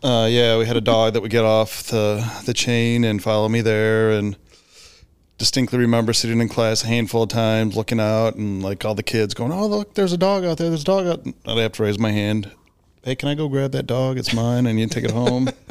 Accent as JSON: {"language": "English", "town": "Bartlett", "region": "Illinois", "country": "United States", "tie": "born or raised there", "said": "I grew up in Bartlett"}